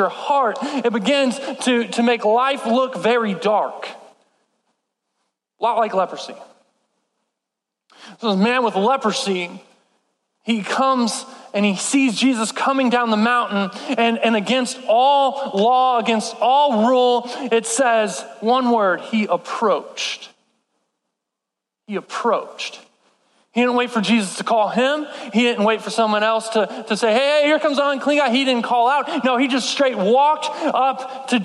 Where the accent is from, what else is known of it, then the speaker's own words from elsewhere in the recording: Texas, United States; I'm from Texas